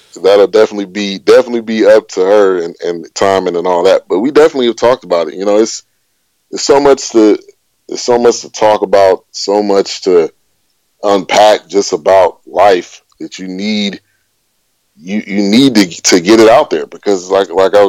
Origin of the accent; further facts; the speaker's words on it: Bay Area, California, United States; I grew up in the Bay Area